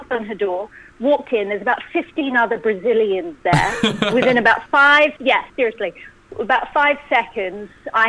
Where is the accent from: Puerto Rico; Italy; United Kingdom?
United Kingdom; London; moved away as an adult; also born or lived in New York; I was born and bred in London